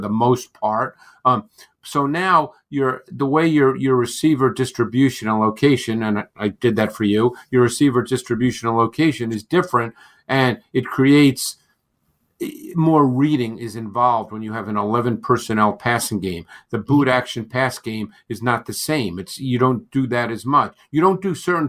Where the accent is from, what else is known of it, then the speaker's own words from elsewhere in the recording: New York City, New York, United States; I grew up in Queens, in New York, and my high school did not have a football team